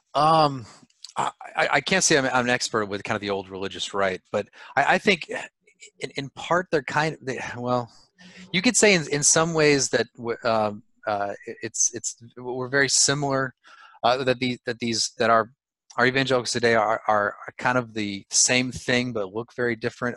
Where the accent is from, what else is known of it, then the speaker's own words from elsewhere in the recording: California, United States; I'm from California